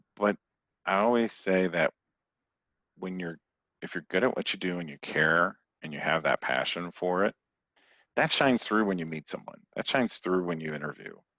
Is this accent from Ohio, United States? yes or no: yes; Toledo, Ohio, United States; moved away as an adult; also born or lived in Phoenix; My next door neighbor growing up in Toledo, Ohio was a TV weatherman